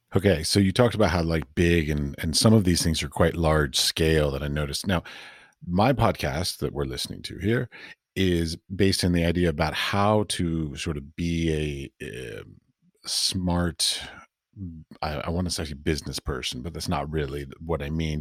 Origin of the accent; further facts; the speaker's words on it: United States; moved away as an adult; now in Europe; I was raised and taught in the United States